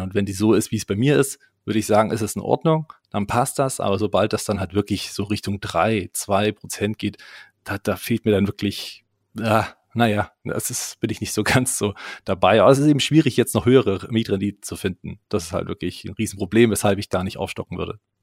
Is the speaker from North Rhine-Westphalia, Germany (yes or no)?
no; Leipzig, Saxony, Germany; bei uns in Leipzig